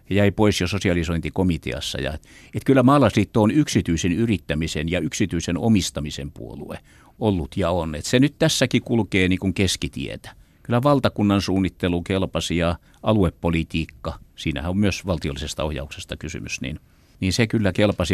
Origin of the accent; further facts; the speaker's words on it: Seinäjoki, South Ostrobothnia, Finland; Mä tulen itse Seinäjoelta